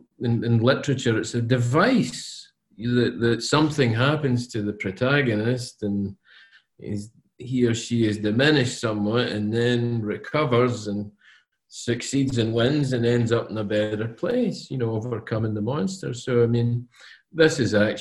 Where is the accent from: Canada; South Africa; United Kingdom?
United Kingdom; Scotland; I am Scottish